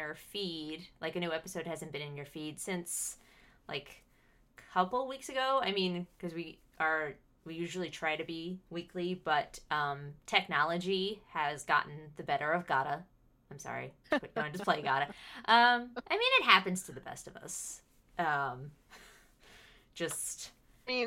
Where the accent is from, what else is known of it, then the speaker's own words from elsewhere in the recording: United States; accent: American; I am the American voice in your ear